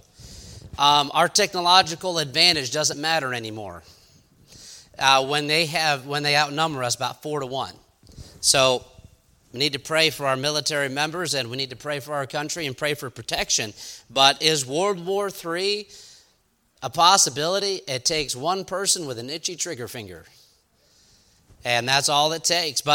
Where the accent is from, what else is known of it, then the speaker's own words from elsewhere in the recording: New York, United States; I'm from New York